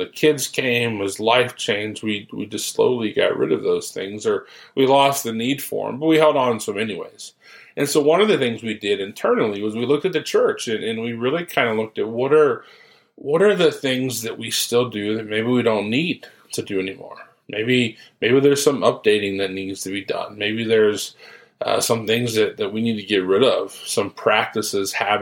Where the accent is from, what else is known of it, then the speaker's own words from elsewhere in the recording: Ohio, United States; moved away as an adult; now in Follansbee, United States; I'm from Ohio, so I grew up there